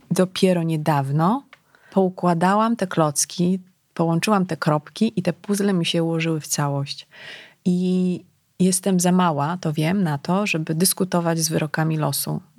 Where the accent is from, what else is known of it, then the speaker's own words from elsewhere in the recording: Legnica, Lower Silesian Voivodeship, Poland; ja pochodzę z Legnicy, tak, Guten Morgen, to mm, wiesz, bliskość e, granicy niemieckiej, to, to był rzut beretem. E, to był początek, ja szłam do liceum na początku lat 90.